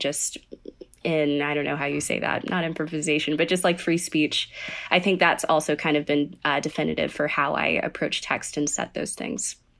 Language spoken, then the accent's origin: English; Sugar Land, Texas, United States; I am from Sugarland, Texas, and I grew up in kind of a musical tradition